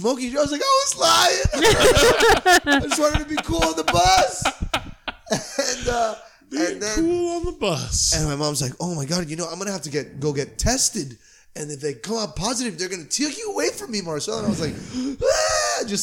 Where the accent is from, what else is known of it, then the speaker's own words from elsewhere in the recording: Miami, Florida, United States; moved away; also born or lived in Cleveland, Ohio; I'm from Miami, Florida, which is a larger city